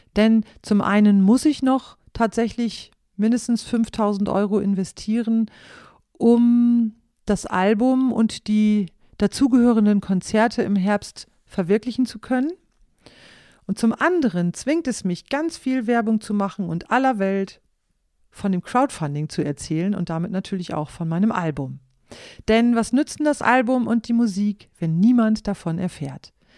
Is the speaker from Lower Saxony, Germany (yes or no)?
yes; East Frisia, Lower Saxony, Germany; moved away; als Kinder in Ostfriesland